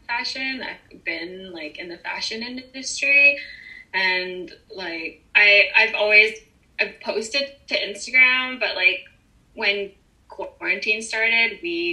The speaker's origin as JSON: {"language": "English", "town": "Calgary", "region": "Alberta", "country": "Canada", "tie": "born or raised there", "also_born_or_lived": "Philippines", "said": "I'm originally from the Philippines, and then I moved to Canada when I was 5. And like growing up here"}